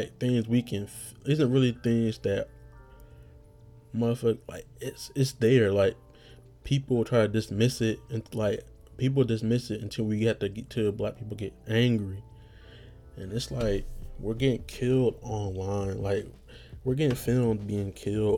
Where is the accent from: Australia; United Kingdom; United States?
United States; being American